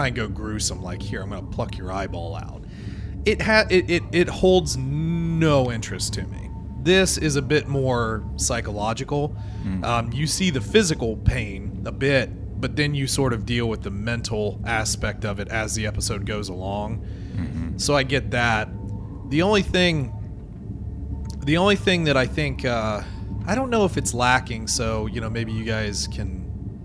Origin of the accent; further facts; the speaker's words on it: Ohio, United States; Ohio, we view ourselves as Southerners